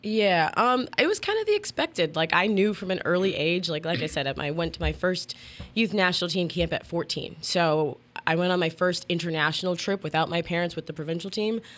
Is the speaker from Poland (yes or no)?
no; Canada; moved away as an adult; also born or lived in West Virginia / Saint Louis; being Canadian, I was on my student visa at the time